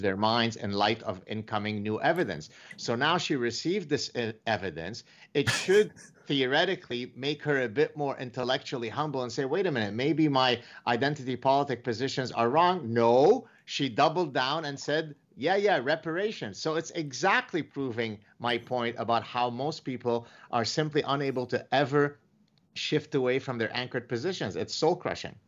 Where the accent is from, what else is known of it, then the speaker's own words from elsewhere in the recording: Canada; I'm Canadian